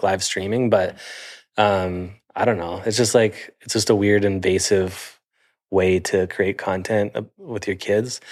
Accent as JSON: {"language": "English", "town": "Sarnia", "region": "Ontario", "country": "Canada", "moved": "yes", "said": "I'm from Sarnia, Ontario"}